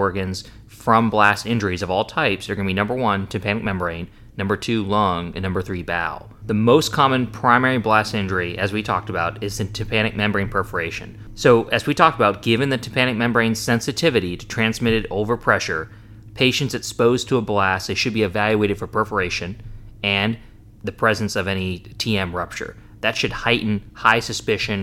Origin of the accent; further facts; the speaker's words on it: North Carolina, United States; I'm from North Carolina